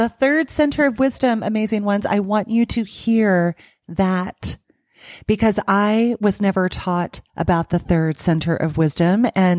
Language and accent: English; the South, United States; I grew up in the South as a woman